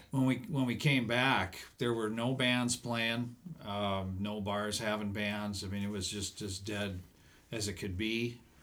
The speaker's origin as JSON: {"language": "English", "town": "Cedar Rapids", "region": "Iowa", "country": "United States", "moved": "as an adult", "said": "I'm originally from Cedar Rapids"}